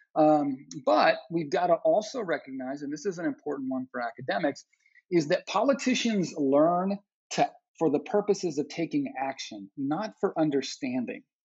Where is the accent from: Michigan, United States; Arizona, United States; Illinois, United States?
Arizona, United States; I'm from Arizona, born and raised